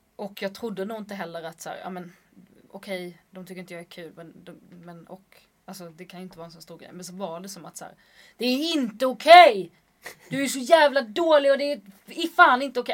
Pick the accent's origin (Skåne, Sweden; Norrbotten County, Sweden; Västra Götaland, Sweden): Skåne, Sweden; accent: Scanian; Jag får absolut inte låta skånsk